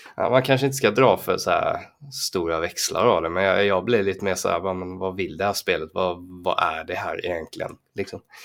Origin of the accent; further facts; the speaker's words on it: Falkenberg, Halland County, Sweden; när jag var liten och bodde i Falkenberg